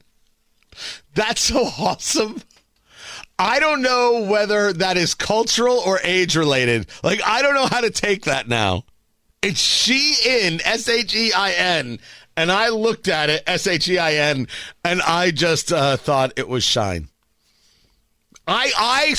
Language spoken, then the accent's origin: English; New Jersey, United States; now in Indiana, United States; I'm from Jersey and not from Indiana.